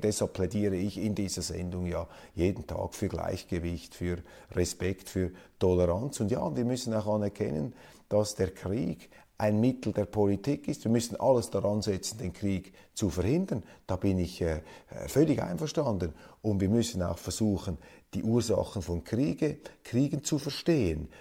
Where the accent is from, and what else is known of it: Switzerland